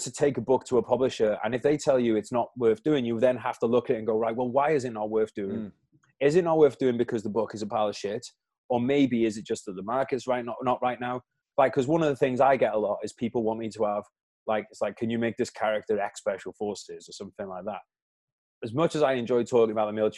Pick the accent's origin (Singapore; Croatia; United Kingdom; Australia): United Kingdom; as a Brit